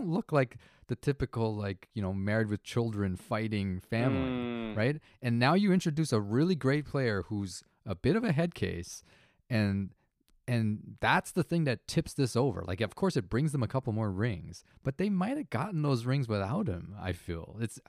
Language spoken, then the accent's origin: English; Toronto, Ontario, Canada; We're from Toronto